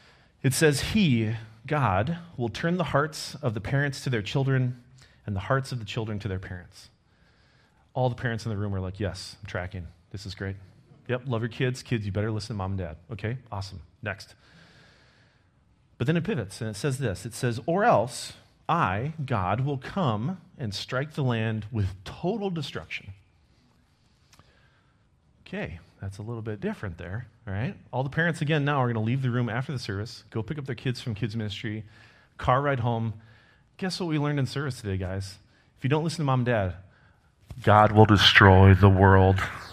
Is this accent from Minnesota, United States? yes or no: yes; Minnesota, United States; also born or lived in Germany / Montreal, Canada; I was actually born overseas. I was born in Germany. We didn't live there a super long time. I was only there for a couple months. We came back to the States, lived in Minnesota for about 5 years, and then we moved up to Montreal, Quebec.